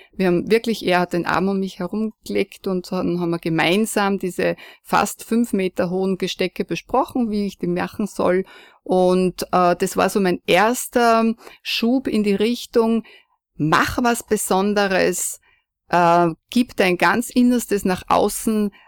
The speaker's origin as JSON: {"language": "German", "area": "foot of the Gaisberg", "region": "Salzburg", "country": "Austria", "tie": "born or raised there", "said": "aufgewachsen bin ich am Fuße des Geisbergs neben einem Bauernhof"}